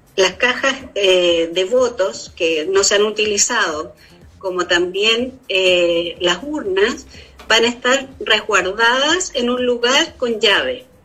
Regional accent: Chile; nosotros como chilenos

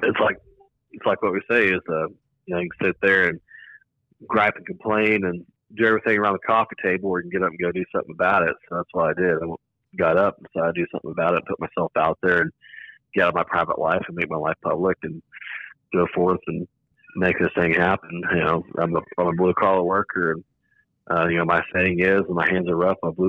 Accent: Dumas, Texas, United States; I grew up in Dumas, Texas, up in the Texas Panhandle, top little square part

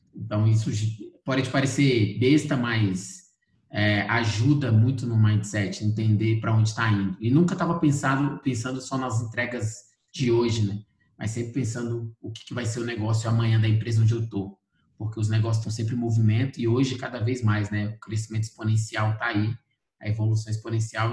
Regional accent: Brasília, Federal District, Brazil; sou de Brasília, brasiliense, nascido e criado em Brasília, especificamente no Cruzeiro

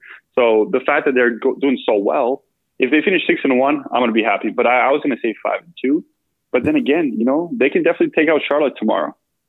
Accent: Bosnia & Herzegovina; born there; So I speak Bosnian. I was born in Bosnia.

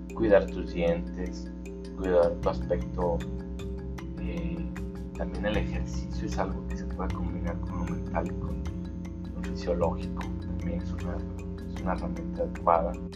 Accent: Mexico; como buenos mexicanos

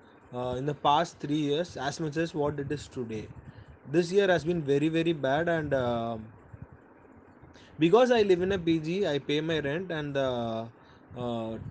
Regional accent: Tirunelveli, Tamil Nadu, India; moved away as an adult; now in Chennai, India; my native is not from Chennai. I am from Tirunelveli and I have been working in Chennai for past 4 years

